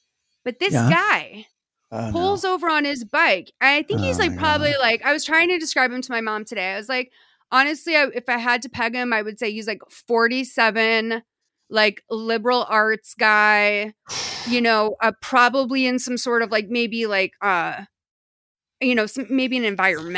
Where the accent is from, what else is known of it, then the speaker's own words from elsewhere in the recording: New England, United States; It's a really, really beautiful like feature of growing up in New England.